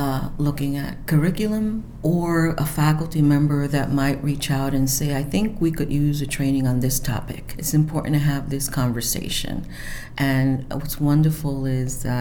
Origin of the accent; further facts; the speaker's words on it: New York City, New York, United States; moved away as an adult; also born or lived in Albany, New York; now in Potsdam, United States; I'm originally from New York City and came upstate to the University of Albany to study